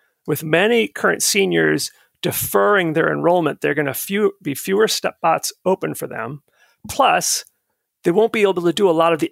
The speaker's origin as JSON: {"language": "English", "region": "Florida", "country": "United States", "tie": "born or raised there", "also_born_or_lived": "Minnesota", "moved": "as an adult", "lives_now": "Virginia, United States", "said": "My first year of college after growing up in Florida was in Minnesota"}